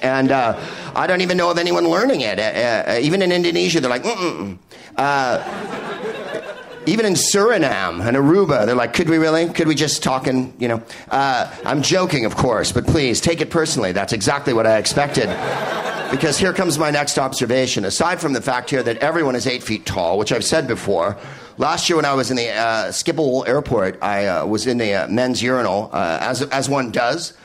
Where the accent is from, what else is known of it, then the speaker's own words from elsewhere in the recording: California, United States; also born or lived in North London; I'm from California where it hasn't rained in about five years.